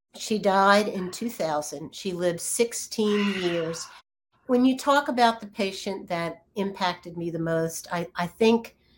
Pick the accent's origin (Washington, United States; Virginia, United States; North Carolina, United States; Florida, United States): Virginia, United States; moved away; also born or lived in California; I grew up in Virginia as a as an only child